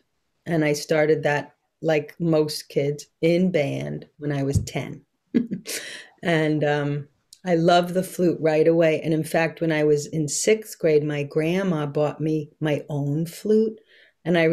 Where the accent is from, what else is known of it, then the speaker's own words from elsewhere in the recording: New York City, New York, United States; moved away; I'm from this place in Brooklyn, which is right on the ocean, and it's called Coney Island.